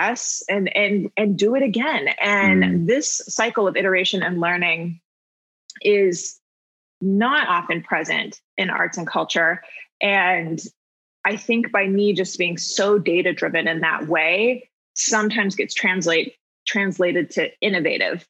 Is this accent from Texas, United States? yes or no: yes; Houston, Texas, United States; I grew up in Houston. I played in the Houston Youth Symphony